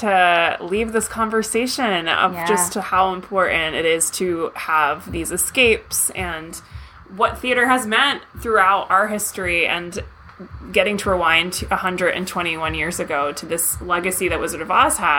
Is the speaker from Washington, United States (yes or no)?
no; New Brunswick, New Jersey, United States; I'm from, like, central Jersey, where Rutgers campus is, New Brunswick area.